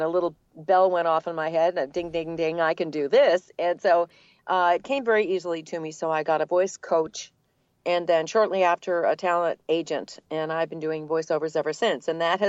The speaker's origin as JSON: {"language": "English", "region": "New England", "country": "United States", "accent": "New England", "lives_now": "Atlanta, United States", "said": "So it was very fortunate that I lost my New England accent. And then I've been in Atlanta for a very long time."}